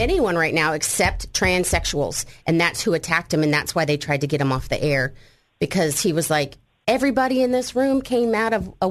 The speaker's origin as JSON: {"language": "English", "region": "Montana", "country": "United States", "moved": "yes", "said": "I'm a mountain girl, though. I'm from Montana"}